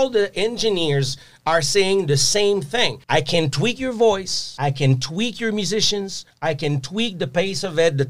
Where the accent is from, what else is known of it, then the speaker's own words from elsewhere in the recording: Quebec, Canada; I'm French Canadian.